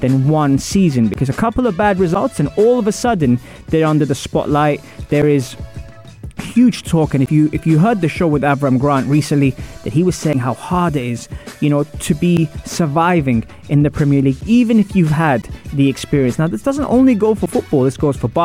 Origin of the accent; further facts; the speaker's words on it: London, United Kingdom; I'm from Wimbledon